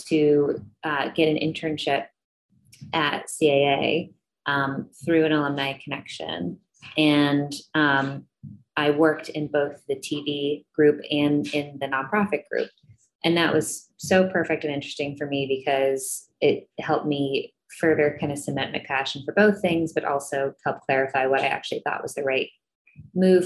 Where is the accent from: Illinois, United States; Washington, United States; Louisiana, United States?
Illinois, United States; Chicago; moved away as an adult; also born or lived in Los Angeles, California; I grew up in Chicago, and coming out to California